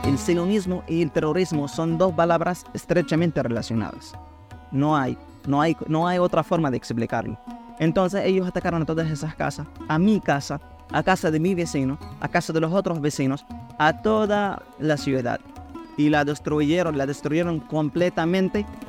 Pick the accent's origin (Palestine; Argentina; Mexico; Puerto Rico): Palestine; Khan Younis, Gaza Strip; Spanish is a second language; now in Venezuela; yo soy palestino que vivía en, Gaza, en el lugar, mi ciudad llamada Han